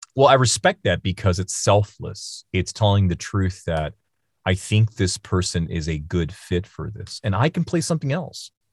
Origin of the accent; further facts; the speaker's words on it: Seattle, Washington, United States; also born or lived in China; now in Los Angeles, United States; I grew up in Seattle